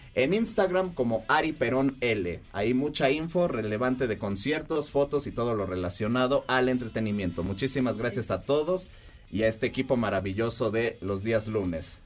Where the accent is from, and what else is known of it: Mexico